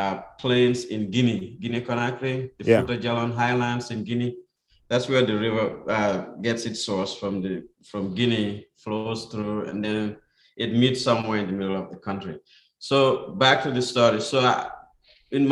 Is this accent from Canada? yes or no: no; Gambia; moved away; I was born there, of course, in 67.